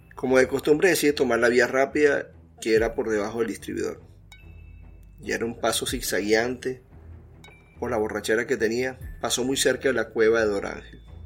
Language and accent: Spanish; Venezuela; mi país Venezuela